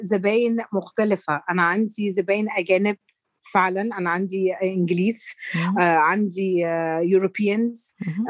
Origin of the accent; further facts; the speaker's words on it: Egypt; احنا كمصريين